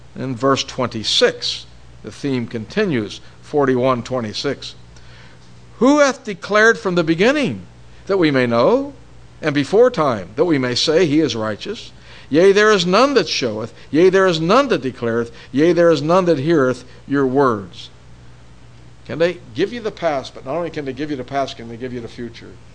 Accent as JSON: {"language": "English", "town": "Pittsburgh", "region": "Pennsylvania", "country": "United States", "tie": "born or raised there", "said": "when I was growing up in Pittsburgh"}